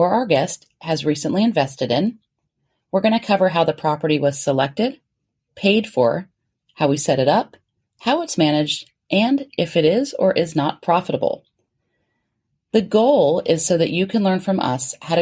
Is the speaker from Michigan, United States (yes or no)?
no; Florida, United States; we're from Florida